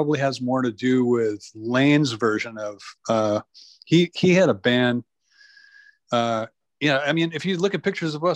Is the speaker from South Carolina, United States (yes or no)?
no; Spanaway, Washington, United States; also born or lived in Tacoma, Washington / Seattle, Washington; I was born in Tacoma, so about, you know, 30 miles south of Seattle, and grew up in a town called Spanaway, a little burg out southeast of Tacoma